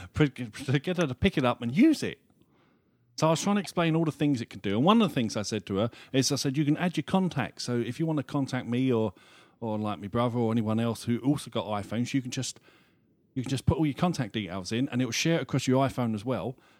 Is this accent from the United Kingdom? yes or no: yes; United Kingdom; we're British